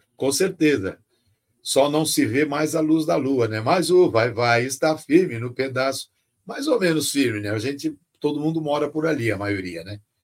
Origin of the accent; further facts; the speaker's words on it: São Paulo, Brazil; Eu fui criado na periferia, Jardim Peri, Cachoeirinha, Zona Norte